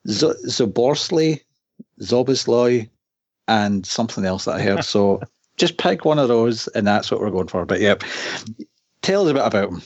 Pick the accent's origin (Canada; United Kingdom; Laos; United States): United Kingdom; Scotland